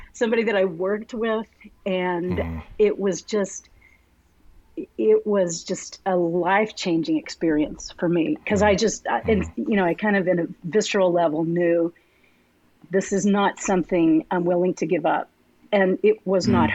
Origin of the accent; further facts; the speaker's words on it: Arlington, Texas, United States; I was born and raised in Arlington, uh, so I'm a mm-hmm. native Texan